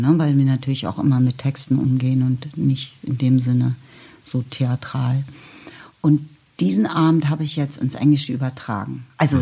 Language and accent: German; West Germany, Germany; now in Berlin, Germany; ich komme aus dem Westen